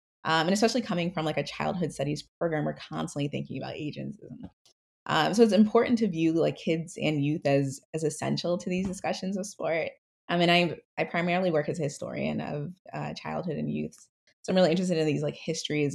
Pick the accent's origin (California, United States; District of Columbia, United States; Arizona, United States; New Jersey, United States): New Jersey, United States; moved away as an adult; now in Philadelphia, United States; I grew up in South Jersey, so about 30 minutes away from Philly.